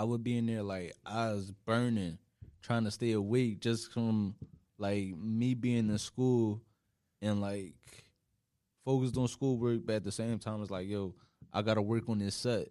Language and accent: English; Philadelphia, Pennsylvania, United States; moved away as an adult; now in New York, United States; I literally just been West Philly my whole life